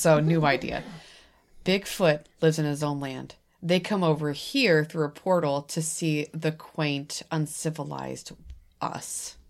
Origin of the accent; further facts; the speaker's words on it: New England, United States; I'm from New England, so I've known about this for a very long time.